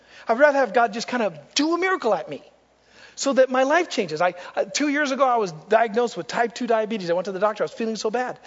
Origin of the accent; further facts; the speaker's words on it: United States; I'm an American.